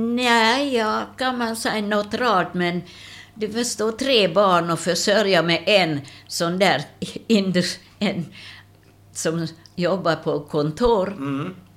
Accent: Miskolc, Borsod-Abaúj-Zemplén, Hungary; Swedish is a second language; moved away as an adult; now in Sweden; Jag är född i Ungern

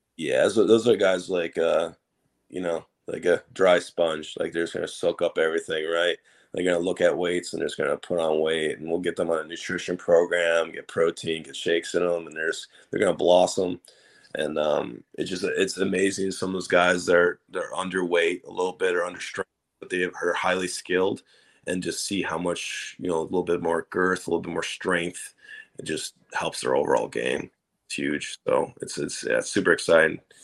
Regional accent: Minnesota, United States; now in Cincinnati, United States; I'm from Minnesota but uh, I met my wife here in Cincinnati.

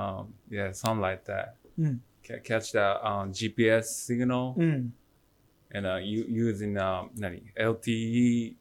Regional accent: Misawa, Aomori, Japan; English is a second language; moved away as an adult; also born or lived in Kansai; now in Kobe, Japan; I was born from Misawa City. Mm-hmm. Then, I was moving to Kansai area from maybe 3 years ago.

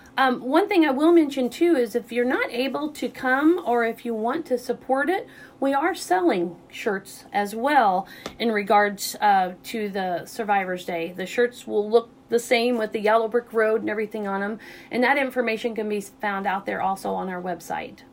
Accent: Southeast Missouri, United States; also born or lived in Rolla, Missouri; I'm originally from Southeast Missouri, so I've been in Rolla since 1990

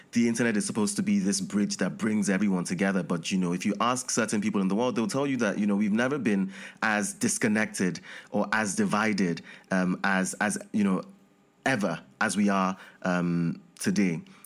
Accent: Nigeria; I'm from Nigeria.

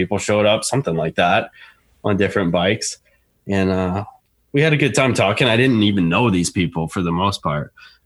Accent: Ohio, United States; also born or lived in Florida; I was born and raised in Ohio

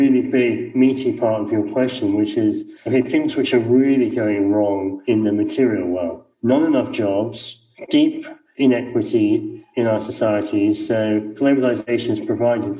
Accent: Scotland, United Kingdom; I'm Scottish

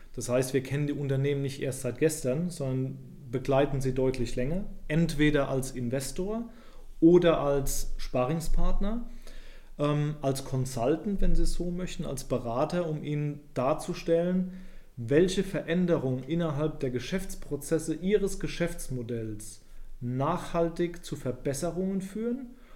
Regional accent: Rhineland-Palatinate, Germany; moved away; ich komme ursprünglich aus der Pfalz

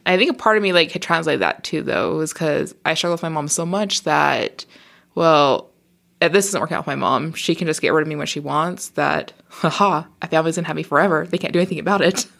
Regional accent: Murray, Utah, United States; also born or lived in Brigham City, Utah; I spent most of my time growing up in the South Salt Lake, Murray

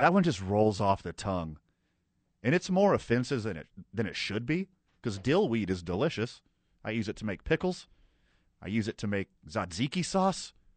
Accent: the South, United States; I grew up in the South

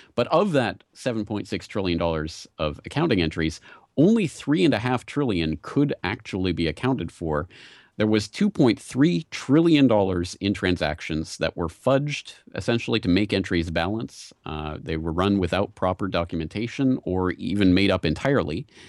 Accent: Canada; moved away as an adult; now in Japan; I'm Canadian originally, but, uh, I came to Japan to teach English

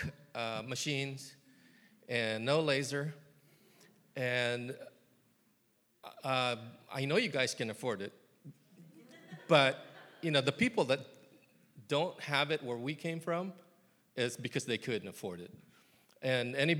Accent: California, United States; moved away as an adult; now in Columbia, Tennessee, United States; I'm from California

